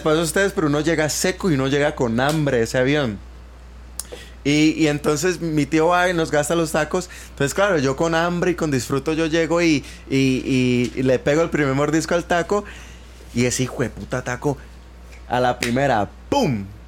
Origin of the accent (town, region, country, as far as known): Colombia; moved away as an adult; now in United States